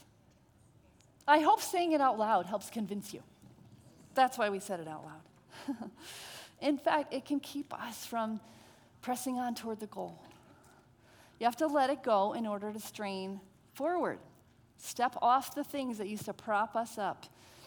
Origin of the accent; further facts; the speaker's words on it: Connecticut, United States; I'm from Connecticut